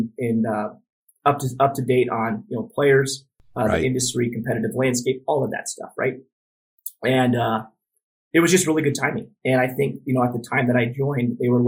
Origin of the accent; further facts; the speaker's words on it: Phoenix, Arizona, United States; born and raised in Phoenix, Arizona. Lived here my entire life